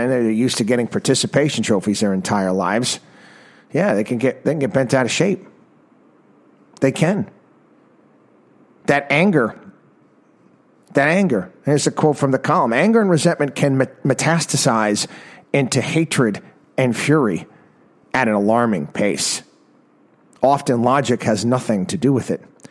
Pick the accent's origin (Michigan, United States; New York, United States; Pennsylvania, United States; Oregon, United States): New York, United States; Albany; Albany, New York, my hometown